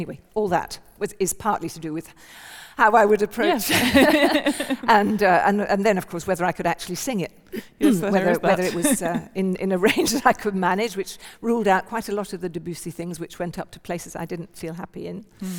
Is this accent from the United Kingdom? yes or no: yes; England, United Kingdom; I wanted people not to know that I was from England when I was there.